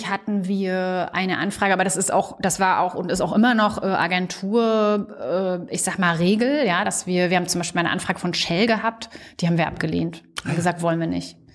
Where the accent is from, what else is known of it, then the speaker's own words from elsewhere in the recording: Mecklenburg-Vorpommern, Germany; bitte auch MacPom. Also dann gehe ich jetzt nicht mehr irgendwo anders hin. Dann möchte ich wieder meine Heimat zurück.